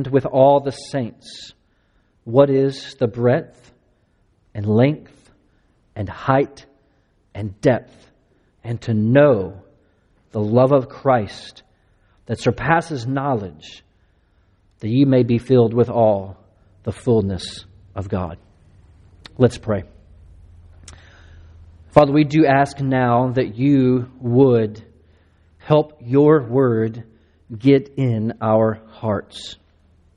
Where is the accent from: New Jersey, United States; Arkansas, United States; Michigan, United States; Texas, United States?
Texas, United States; Latexo; moved away as an adult; also born or lived in Hong Kong, China; now in Austin, United States; I grew up in East Texas outside of Crockett, Texas. I grew up in a little town called Latexo